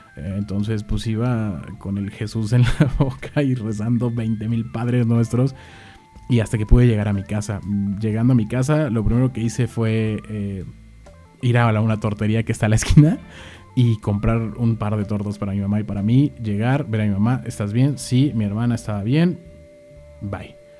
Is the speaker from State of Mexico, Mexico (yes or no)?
no; Mexico City, Mexico; yo soy originario de la Ciudad de México